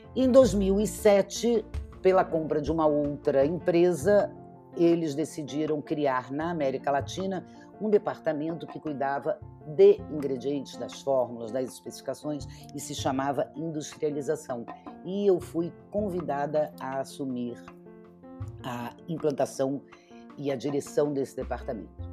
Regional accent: Rio de Janeiro, Brazil; moved away as an adult; now in São Paulo, Brazil; eu sou carioca, moro em São Paulo há 25 anos

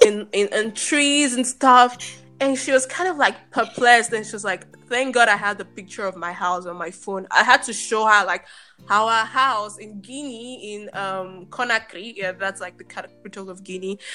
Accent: Nigeria; moved away as an adult; now in Germany; I'm Nigerian. I grew up in Nigeria.

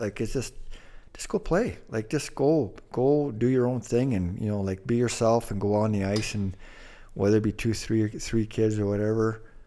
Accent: Thunder Bay, Ontario, Canada; where our high school is located, right across the street, was a psychiatric ward, a big one, the main one in, in Port Arthur

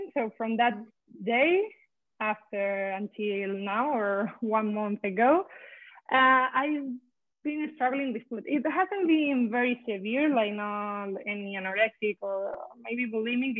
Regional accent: Spain; now in Boston, United States; I'm from Spain, but now I live in Boston.

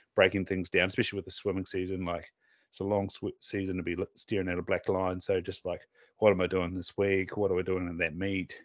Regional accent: Southland, New Zealand; now in North Island, New Zealand; we we're from Southland

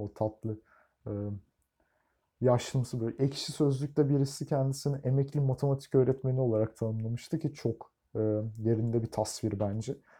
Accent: Turkey; biz Türkler olarak

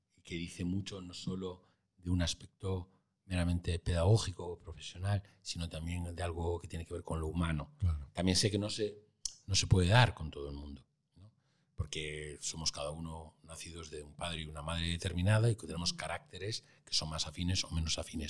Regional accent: Santander, Cantabria, Spain; moved away as an adult; en mi tierra, en Santander

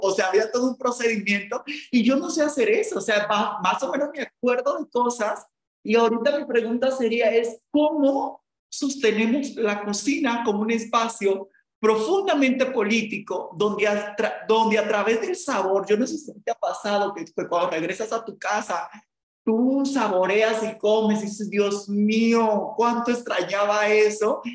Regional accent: Samaná, Dominican Republic; yo soy de Samaná, en República Dominicana, de donde es mi papá

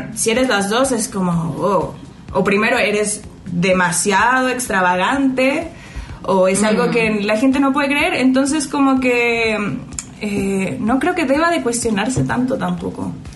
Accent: Mexico; also born or lived in Chile; crecí aquí

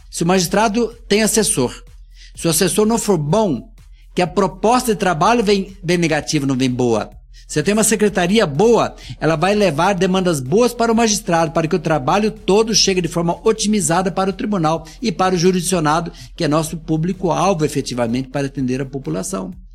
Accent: South Region, Brazil; born or raised there; now in Minas Gerais, Brazil

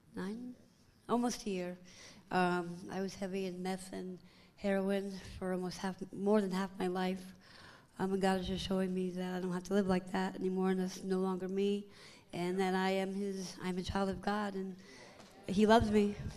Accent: Anchorage, Alaska, United States; moved away; I'm from Anchorage, Alaska.

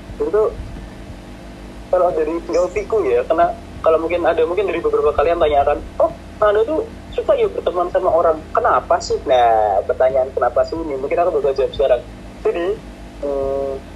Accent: Semarang, Central Java, Indonesia; kita orang Semarang kan ngomongnya alalala

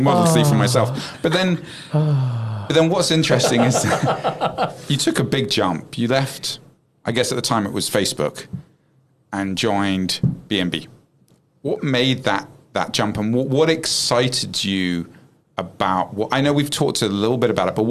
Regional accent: England, United Kingdom; as an Englishman

